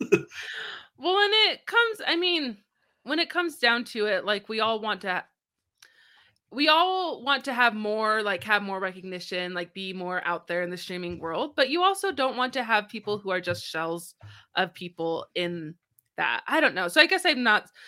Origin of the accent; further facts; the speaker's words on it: United States; I'm American.